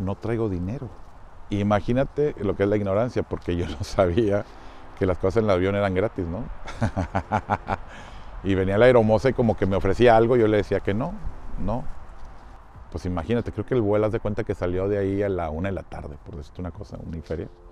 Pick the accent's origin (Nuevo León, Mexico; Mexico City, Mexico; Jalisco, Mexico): Nuevo León, Mexico; Monterrey; yo soy de Monterrey, Nuevo León. Es una ciudad en el norte del país